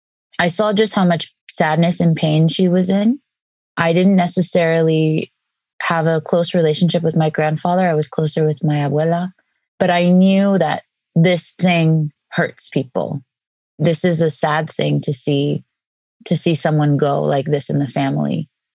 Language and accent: English; Mexico; well, I'm Mexican, but let me explain this long journey that took me back to my language.